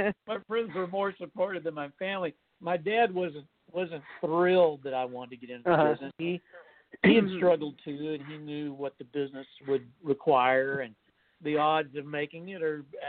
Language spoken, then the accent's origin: English; Lampasas, Texas, United States; moved away; I grew up deep in the heart of Texas, so even within Texas, it had its own music scene just like it does now. And I was living in a little town called Lampasas